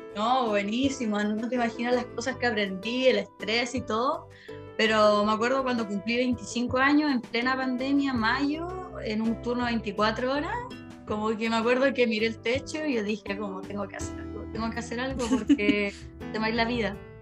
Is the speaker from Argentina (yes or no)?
no; Chile; moved away as an adult; also born or lived in London; now in Prague, Czech Republic; soy chilena